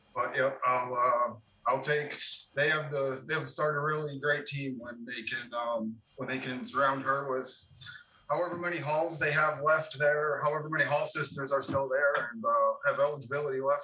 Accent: Wisconsin, United States; moved away; I grew up in Wisconsin and got to play Camp Randall as a senior

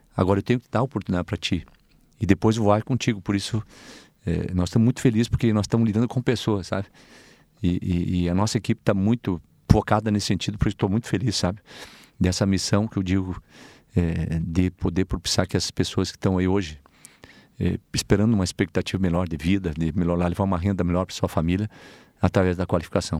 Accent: Tapejara, Rio Grande do Sul, Brazil; eu sou do interior de Itapejara, uma comunidade chamada São Brás. Então eu fazia 6 quilômetros para ir até na cidade

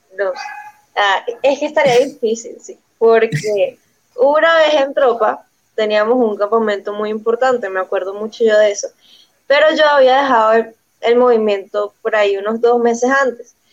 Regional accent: Venezuela; now in Bogotá, Colombia; Pues soy de Venezuela, pero ahorita resido en Colombia

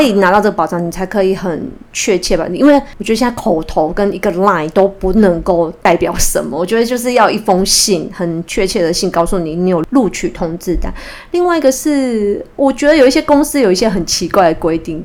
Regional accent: Kaohsiung, Taiwan; 我是高雄人

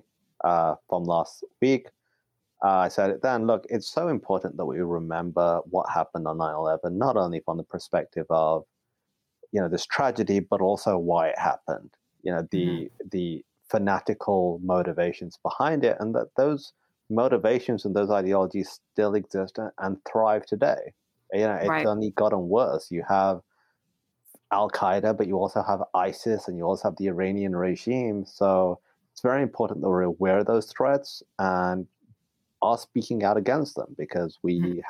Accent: Pakistan; I'm only from Pakistan

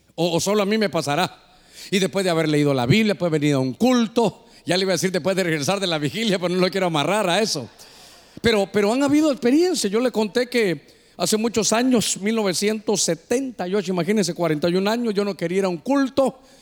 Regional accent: north coast, Honduras; para nosotros como hondureños aquí de la costa norte

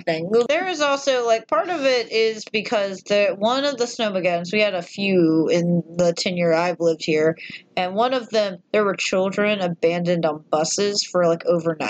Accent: the South, Southern United States, United States; We're southern born babies.

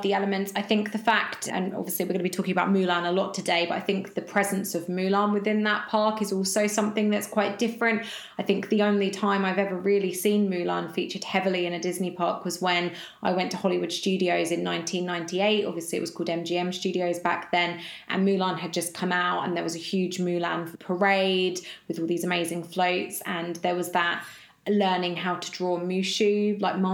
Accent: United Kingdom; as a British person

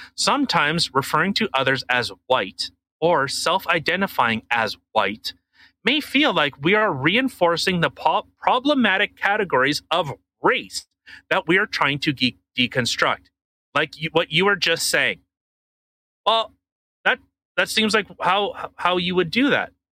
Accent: Canada; I'm Canadian, and uh, you know, this is how we do things up here

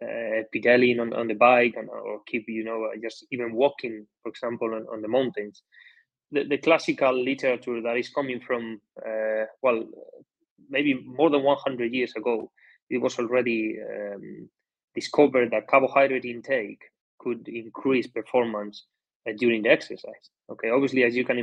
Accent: Basque Country, Spain; I'm coming from the Basque Country, which the cycling culture is highly established in this country. So from the beginning, from very young, we already started to get exposed to cycling

